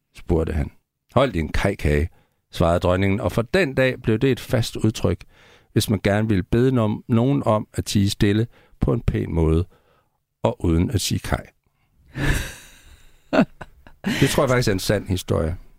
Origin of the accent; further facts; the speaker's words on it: Central Jutland, Central Denmark Region, Denmark; i Midtjylland, hvor jeg voksede op, der var det et helt normalt ord